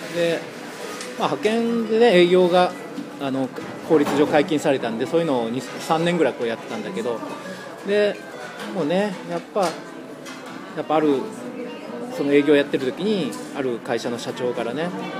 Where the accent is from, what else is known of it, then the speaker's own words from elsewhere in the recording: Kitakyushu, Fukuoka, Japan; moved away as an adult; now in Fukuoka, Japan; これが自分の出身地だったらよできなかったよね世間体とかあるから小倉だといろいろねよく知ってる人とかいっぱいいるから